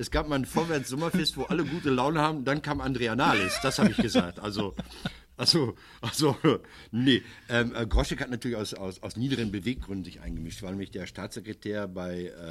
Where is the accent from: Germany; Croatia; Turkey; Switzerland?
Germany; Recklinghausen, North Rhine-Westphalia; Die SPD meiner Heimat, Kreis Recklinghausen, die korrigiert sich auch.